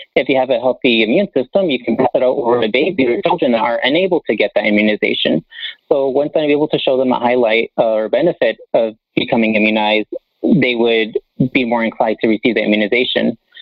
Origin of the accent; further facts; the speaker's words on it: Las Vegas, Nevada, United States; I was born and raised here in Las Vegas